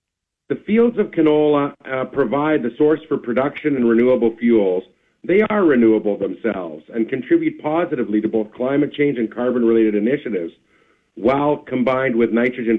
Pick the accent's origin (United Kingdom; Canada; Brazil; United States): Canada; Davidson, Saskatchewan; my hometown of Davidson.